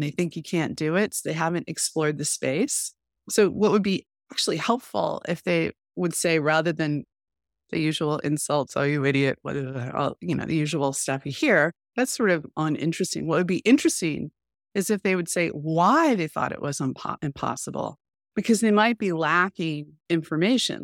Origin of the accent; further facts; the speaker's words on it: United States; as an American